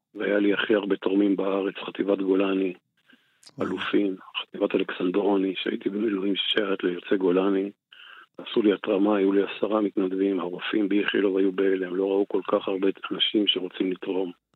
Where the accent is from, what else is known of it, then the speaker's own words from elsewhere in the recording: Golan Heights, Northern District, Israel; אני באתי מרמת הגולן, הייתי, חייתי, אתה יודע, בבועה